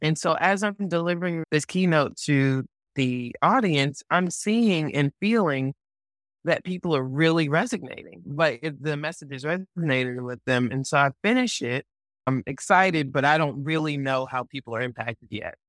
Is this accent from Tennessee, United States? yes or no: no; Atlanta, Georgia, United States; my hometown of Atlanta